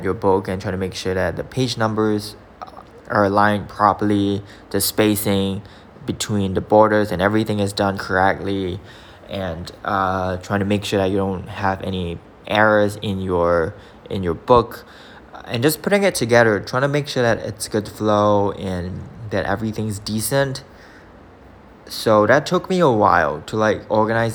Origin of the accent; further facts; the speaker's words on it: Singapore; I'm from Singapore